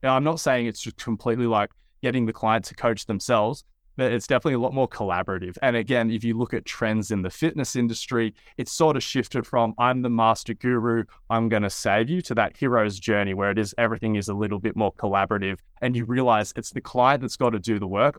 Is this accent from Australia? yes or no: yes; Wollongong, New South Wales, Australia; also born or lived in Sydney; I'm from a town, Wollongong, a coastal town about an hour and a half south of Sydney